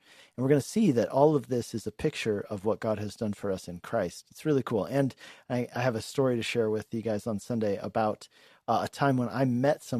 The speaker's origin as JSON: {"language": "English", "region": "Colorado", "country": "United States", "tie": "born or raised there", "also_born_or_lived": "Hungary", "moved": "as an adult", "said": "I just grew up in Colorado, had some great experiences in ministry abroad, and then glad to be back here for the past 10 years. So I'm pastoring here in Longmont."}